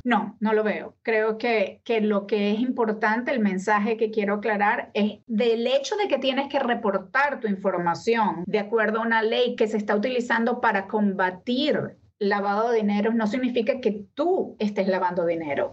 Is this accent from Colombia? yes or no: no; Venezuela; first language Spanish; moved away as an adult; now in United States; Yo me vine a este país hace más de 20 años y amo muchísimo a mi país, Venezuela